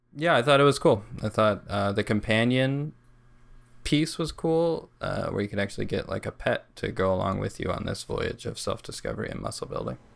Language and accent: English; New Mexico, United States; So we're all from New Mexico